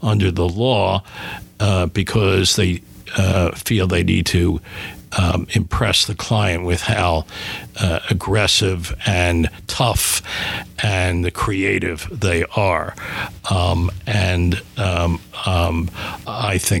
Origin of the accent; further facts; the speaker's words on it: Philadelphia, Pennsylvania, United States; growing up in Philadelphia